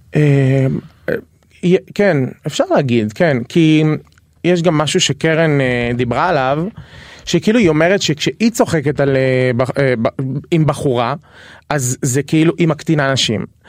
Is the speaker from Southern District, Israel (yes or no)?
yes; Dimona, Southern District, Israel; moved away as an adult; also born or lived in Beersheba; now in Tel Aviv, Israel; אני מהדרום במקור